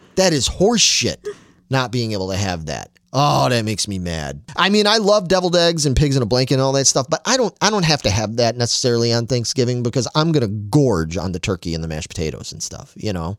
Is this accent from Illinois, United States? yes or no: yes; Chicago, Illinois, United States; I grew up in Chicago and, and a, in a very football household